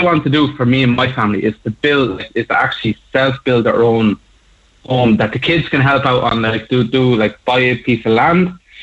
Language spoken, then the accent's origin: English; Carlow, Leinster, Ireland; I grew up in Carlow